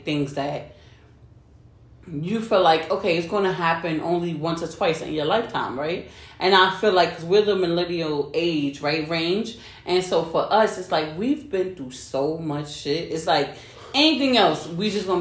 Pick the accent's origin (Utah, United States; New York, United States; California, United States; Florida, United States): New York, United States; New York City; We're from New York